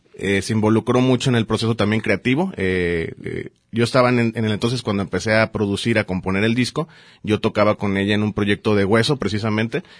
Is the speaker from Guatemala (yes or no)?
no; Mazatlán, Sinaloa, Mexico; also born or lived in Mexico City; now in Guadalajara, Mexico; nací en la Ciudad de México y viví muchísimos años en Mazatlán